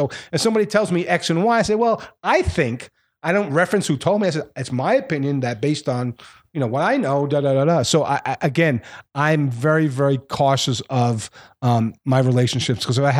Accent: New York, United States; accent: New York; now in Los Angeles, United States; my New York accent

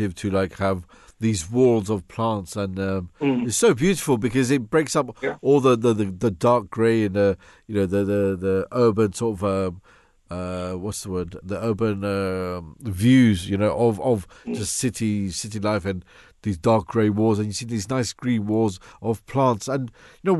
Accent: Mauritius; we're from Mauritius, so it's a beautiful tropical country

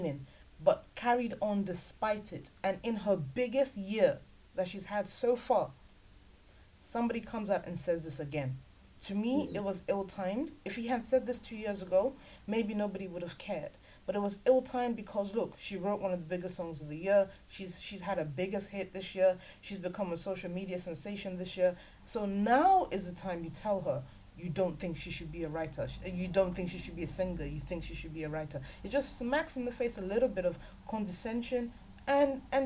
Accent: Nigeria; we're Nigerian

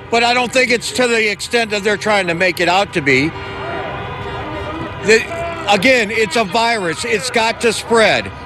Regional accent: Jackson, Michigan, United States; I'm from Jackson, Michigan.

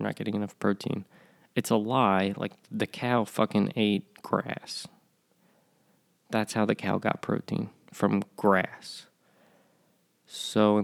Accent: Northeast, United States; now in the South, United States; I live in the South now. I grew up in the North. And in the Northeast, in an Italian-American family

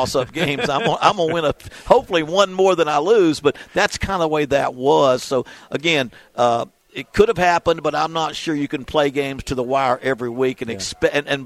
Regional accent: West Virginia, United States; moved away; We're both from West Virginia.

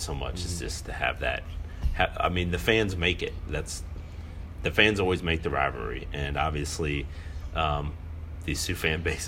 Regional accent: Indiana, United States; now in Omaha, United States; I grew up in Indiana

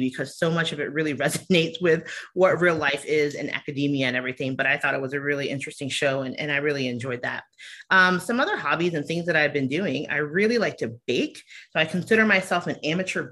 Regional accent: Savannah, Georgia, United States; moved away as an adult; also born or lived in Milwaukee, Wisconsin / Chicago / St. Louis; I was born and raised in Savannah, Georgia

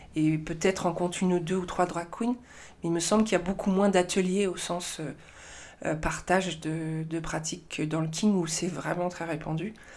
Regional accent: Marseille, Provence-Alpes-Côte d'Azur, France; moved away as an adult; also born or lived in Nigeria; now in Paris, France; j'ai grandi euh, essentiellement à Marseille euh, et autour de Marseille, en fait, dans la banlieue de Marseille

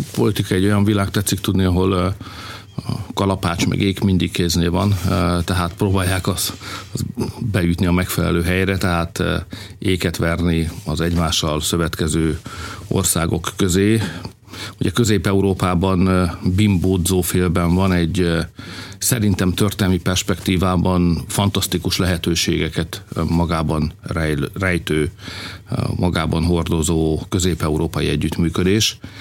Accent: Hungary; magyarok vagyunk

